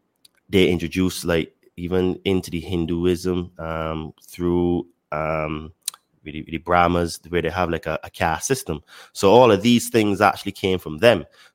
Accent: Barbados; now in Mexico; I live in Mexico, but I'm originally from Barbados.

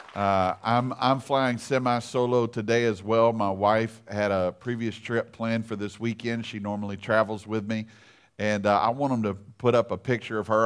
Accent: Louisiana, United States; I'm from Louisiana

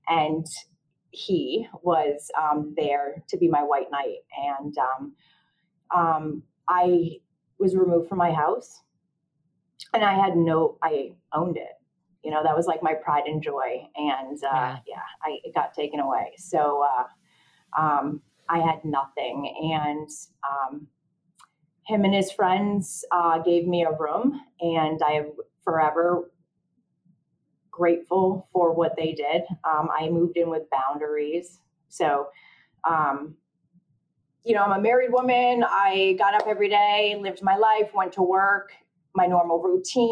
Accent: Connecticut, United States; I'm from Connecticut

